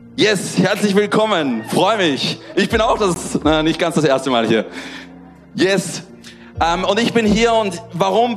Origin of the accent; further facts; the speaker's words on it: Austria; moved away as an adult; now in Marseille, France; Ich bin in Österreich groß geworden